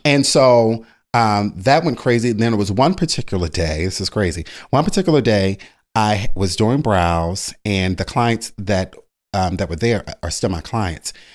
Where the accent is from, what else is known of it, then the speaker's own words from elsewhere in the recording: Baltimore, Maryland, United States; moved away; also born or lived in Philadelphia; I'm originally from Baltimore, Maryland